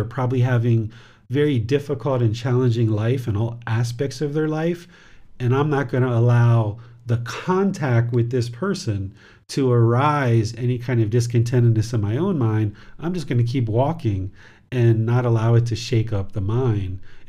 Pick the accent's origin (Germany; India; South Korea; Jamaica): India; Like, I am an Indian woman. I am from India. I am Indian.